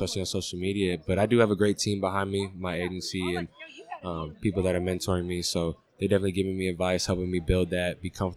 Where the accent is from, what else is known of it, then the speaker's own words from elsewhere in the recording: San Francisco, California, United States; also born or lived in Oakland; I grew up in San Francisco, Oakland